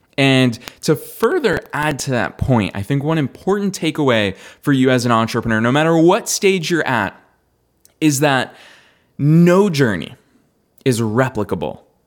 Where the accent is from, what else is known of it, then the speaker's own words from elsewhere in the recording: Marlborough, Massachusetts, United States; there's a guy from my hometown who played in the World Cup for the United States men's national team.